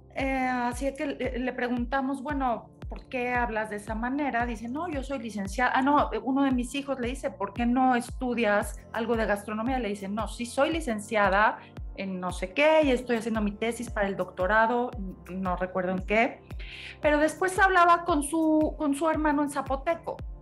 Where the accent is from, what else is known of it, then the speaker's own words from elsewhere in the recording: Mexico; los mexicanos somos peculiares